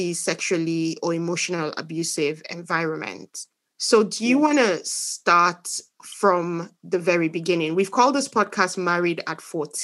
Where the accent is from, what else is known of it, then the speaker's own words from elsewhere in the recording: eastern Nigeria, Nigeria; we're from the same place